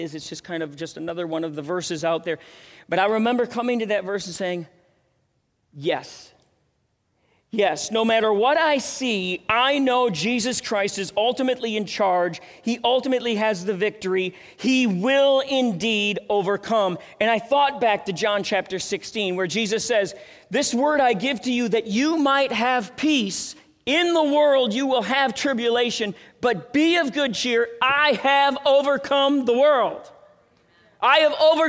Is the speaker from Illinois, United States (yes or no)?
no; Minneapolis, Minnesota, United States; now in Denver, United States; I went to Lutheran High School in Minneapolis